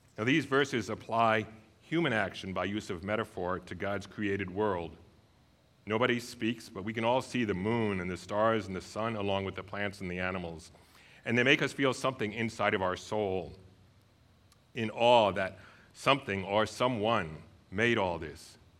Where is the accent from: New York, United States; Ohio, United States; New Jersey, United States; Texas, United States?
New York, United States; moved away as an adult; also born or lived in Saint Paul, Minnesota; now in Inver Grove Heights, United States; taking charge of our yard at home when I grew up in New York